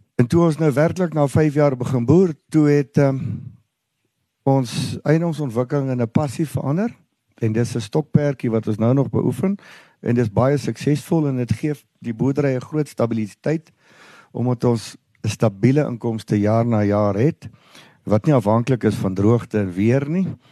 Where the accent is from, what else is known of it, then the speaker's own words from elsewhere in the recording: Ermelo, Mpumalanga, South Africa; Ons boer al vier geslagte hier in Ermelo omgewing my oupa grootjie het begin hierso